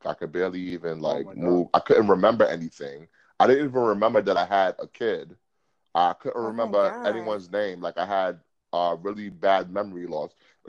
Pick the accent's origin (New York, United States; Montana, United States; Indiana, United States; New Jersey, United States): New York, United States; Brooklyn; I am from Brooklyn.